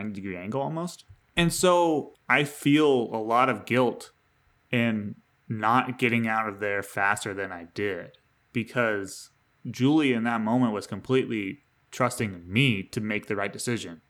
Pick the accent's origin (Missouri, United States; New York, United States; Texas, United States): New York, United States; I'm a New Yorker in the state sense of it